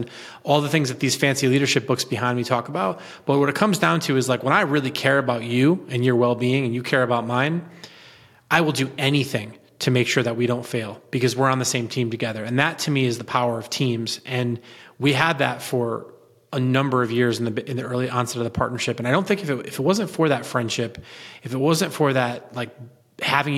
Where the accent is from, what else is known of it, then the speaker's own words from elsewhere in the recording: Southern Connecticut, United States; I grew up in Southern Connecticut, son of a union dad who used to be a butcher.